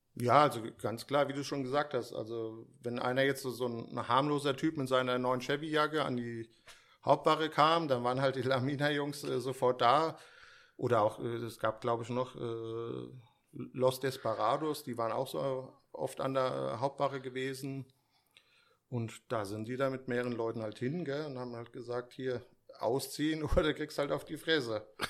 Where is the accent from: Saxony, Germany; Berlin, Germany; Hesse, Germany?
Hesse, Germany; Steinbach; also born or lived in Frankfurt; hier in Frankfurt geboren